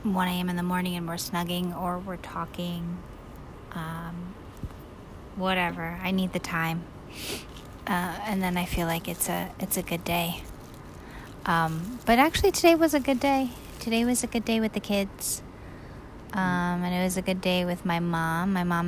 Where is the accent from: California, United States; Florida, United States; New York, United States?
New York, United States; I'm a New Yorker.